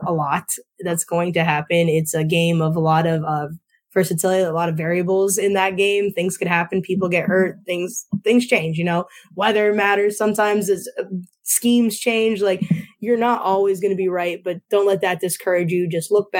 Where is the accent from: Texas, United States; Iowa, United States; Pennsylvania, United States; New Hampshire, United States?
Pennsylvania, United States; Northeast; I'm from Northeast PA, and a lot of where I'm from is very pizza competitive.